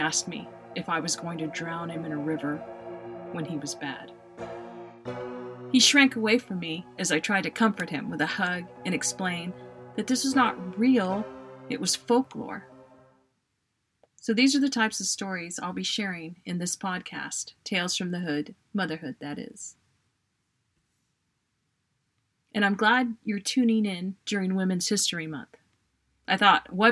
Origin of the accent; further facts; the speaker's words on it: El Paso, Texas, United States; now in Central Texas, United States; I grew up in El Paso, Texas, and now live in Central Texas